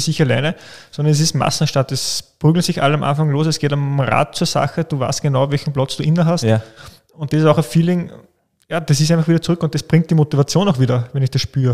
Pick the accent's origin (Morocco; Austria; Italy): Austria; bei uns in Österreich